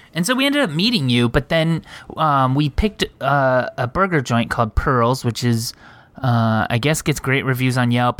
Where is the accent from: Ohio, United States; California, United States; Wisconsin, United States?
California, United States; Montclair; I was born in Montclair.